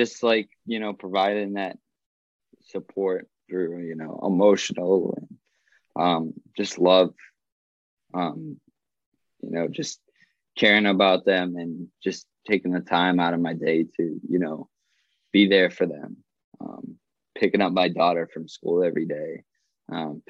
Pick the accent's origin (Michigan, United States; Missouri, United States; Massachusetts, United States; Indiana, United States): Massachusetts, United States; born or raised there